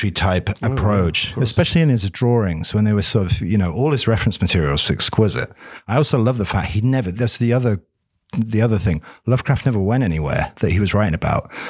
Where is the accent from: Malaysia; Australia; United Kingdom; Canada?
United Kingdom; Greenwich, London; born there; if they knew that I was half Polish, I mean, I was born in Greenwich.